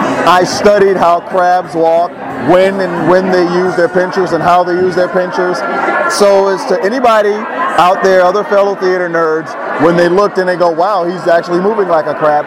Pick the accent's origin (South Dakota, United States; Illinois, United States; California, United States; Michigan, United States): Illinois, United States; Chicago; also born or lived in Los Angeles; now in New York, United States; Born and raised in Chicago, actually had the pleasure of living in the Los Angeles area for about 5.5 years, and I moved to New York where I currently am.